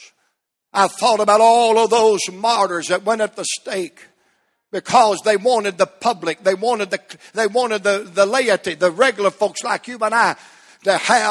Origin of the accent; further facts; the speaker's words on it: United States; as an American